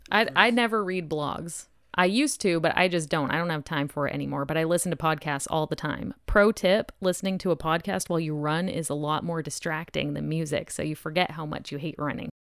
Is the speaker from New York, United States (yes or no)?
no; New Hampshire, United States; also born or lived in Germany / Japan; I was born in Germany, but raised in New Hampshire